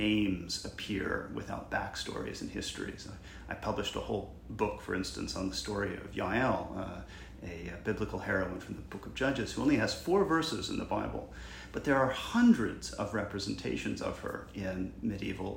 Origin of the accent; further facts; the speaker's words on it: Macon, Georgia, United States; growing up in Macon, Georgia, was a member of the Episcopal Church right across the street from my house